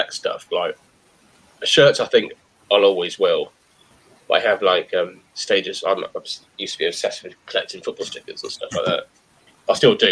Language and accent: English; Cirencester, South West England, United Kingdom; also born or lived in Swindon / Middlewich / Essex / Southampton; now in Carterton, United Kingdom; I was born in Swindon, and from a young age I lived in the Cotswolds in a town called Cirencester.